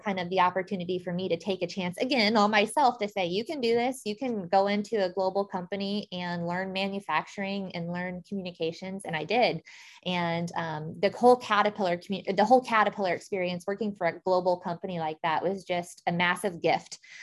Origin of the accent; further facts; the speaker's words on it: Christian County, Illinois, United States; I'm from Christian County, Illinois